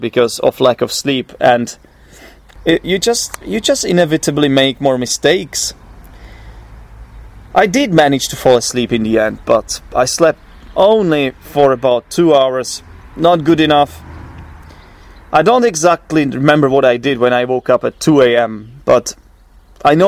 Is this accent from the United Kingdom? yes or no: no; Poděbrady, Central Bohemian Region, Czechia; English is a second language; I'm not exactly from Prague. I come from Poděbrady, which is 50 kilometers east of Prague